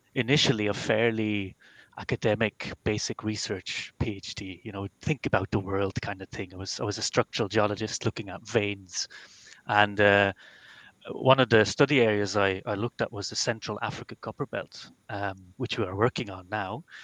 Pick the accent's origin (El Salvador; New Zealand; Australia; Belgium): Belgium; moved away as an adult; now in Ireland; I'm from Belgium